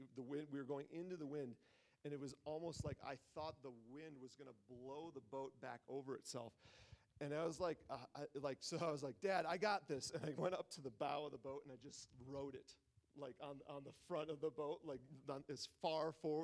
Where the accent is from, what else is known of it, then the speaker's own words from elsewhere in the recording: near Lake Michigan, Great Lakes, United States; I grew up near Lake Michigan.